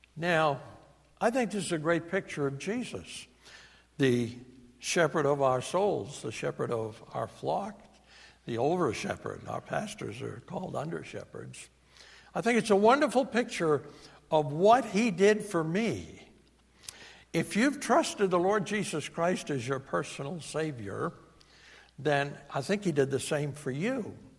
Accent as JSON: {"language": "English", "region": "New England", "country": "United States", "accent": "New England", "said": "my New England accent"}